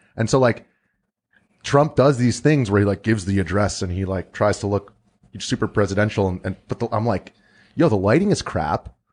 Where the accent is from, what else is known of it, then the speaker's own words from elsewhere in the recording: United States; we're all American